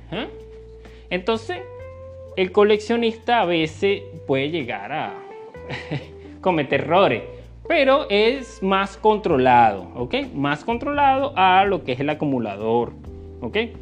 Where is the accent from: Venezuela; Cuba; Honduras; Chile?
Venezuela; acá en mi país, en Venezuela